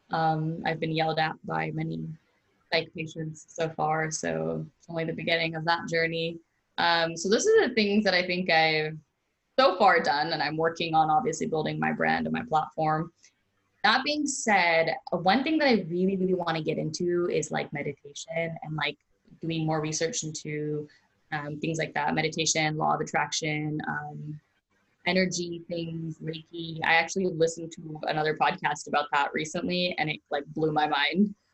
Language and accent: English; India; But um, I'm Indian, so that's what I identify as, and that's what I'm going to be for the rest of my life.